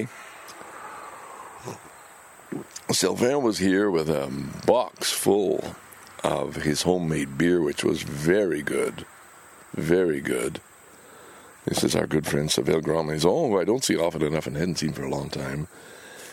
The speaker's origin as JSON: {"language": "English", "town": "Montreal", "region": "Quebec", "country": "Canada", "tie": "born or raised there", "moved": "yes", "said": "Lachine, my hometown"}